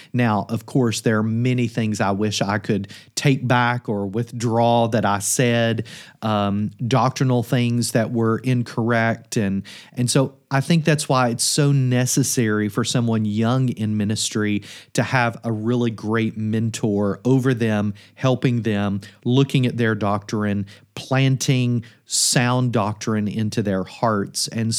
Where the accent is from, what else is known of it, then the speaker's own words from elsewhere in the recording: Kentucky, United States; In the context that I grew up in Kentucky, it's thought in many churches that training, mentorship, even seminary is something that perhaps you should not